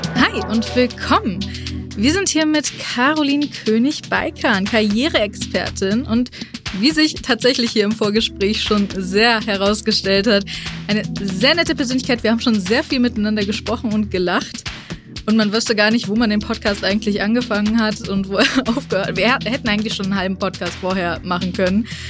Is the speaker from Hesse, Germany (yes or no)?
yes; Frankfurt, Hesse, Germany; ich als gebürtige Frankfurterin